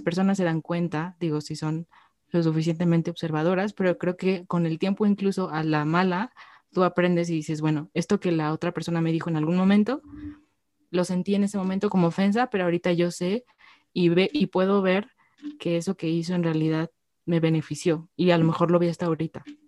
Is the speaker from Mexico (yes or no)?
yes; Mexico; como mexicanos